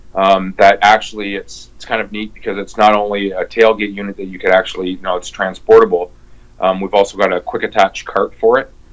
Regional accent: Windsor, Ontario, Canada; now in near Montreal, Canada; came here about 22 years ago, but I'm originally from Windsor, Ontario.

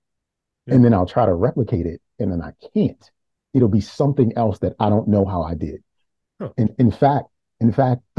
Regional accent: Baltimore, Maryland, United States; I'm from Baltimore, and I went to school in my neighborhood. I grew up in Cherry Hill

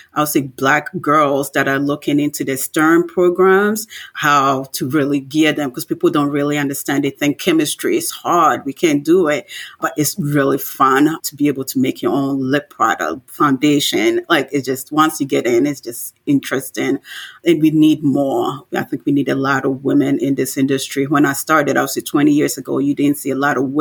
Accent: Ghana; moved away; I grew up in Ghana

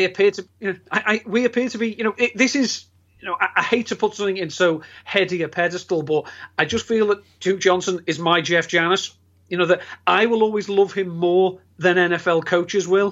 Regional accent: England, United Kingdom; being English

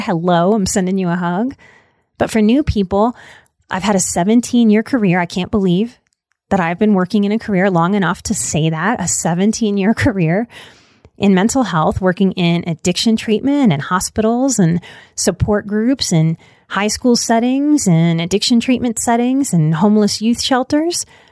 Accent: Louisiana, United States; I'm, I'm from Louisiana

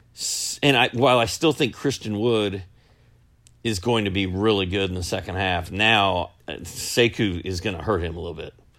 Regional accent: Indiana, United States; now in Georgia, United States; I'm from Indiana. I live in Georgia

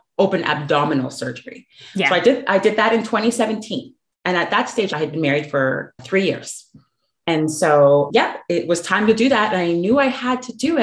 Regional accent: Canada; moved away as an adult; now in Dallas, United States; I'm from Canada, but I've relocated to the US. So I do live in the Dallas Metroplex

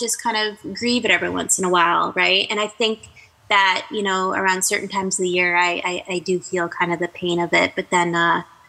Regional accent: Canada; I'm Canadian

